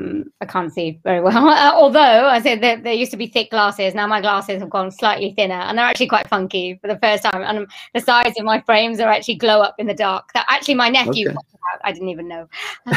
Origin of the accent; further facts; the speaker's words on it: Wales, United Kingdom; born there; I've got Indian family, and I was born in Wales, but my family wasn't.